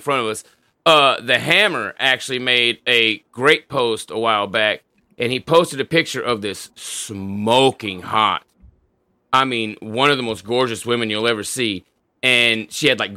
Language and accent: English; Tulsa, Oklahoma, United States; the place I grew up in Tulsa when I was a kid. So I lived in this certain side of town from the time I was like 7 years old until just before I turned 17.